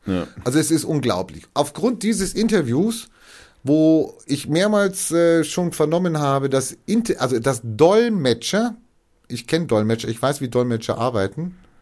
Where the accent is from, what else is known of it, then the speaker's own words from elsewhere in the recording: Germany; Ich war auch Österreicher bin in Deutschland geboren